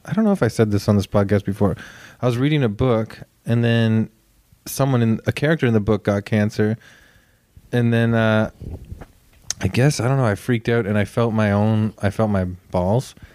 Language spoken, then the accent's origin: English; Toronto, Ontario, Canada; I grew up in a very bland, sort of, like, white suburban area of Etobicoke